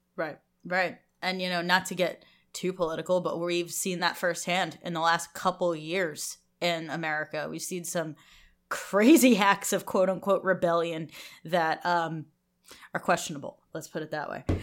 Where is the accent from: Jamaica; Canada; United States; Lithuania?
United States; we're American